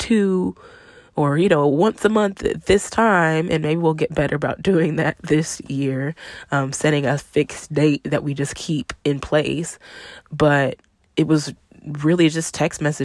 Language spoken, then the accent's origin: English; Arlington, Texas, United States; moved away as an adult; also born or lived in New Orleans; I'm from Arlington, Texas, you know, the Dallas-Fort Worth area, same area I live in now